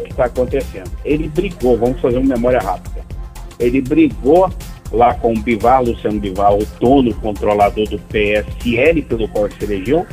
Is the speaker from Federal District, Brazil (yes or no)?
no; Minas Gerais, Brazil; now in Brasília, Brazil; como mineiro que eu sou